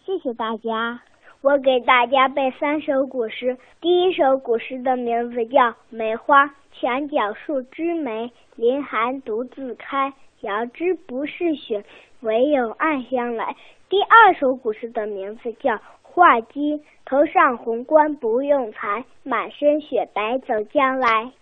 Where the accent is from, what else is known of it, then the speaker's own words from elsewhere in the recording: Nanyang, Henan, China; 我来自南阳，在十五小上学，今年我七岁了